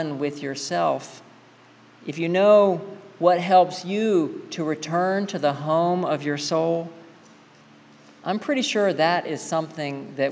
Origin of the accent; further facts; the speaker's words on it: the South, United States; I grew up in the South